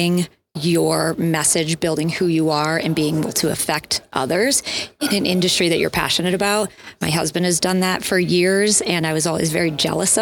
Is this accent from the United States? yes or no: yes; Erie, Pennsylvania, United States; moved away as an adult; also born or lived in Colorado; I grew up in Erie, McConnell's Mills, you know, some great climbs here in the area. And then I moved out to Colorado after college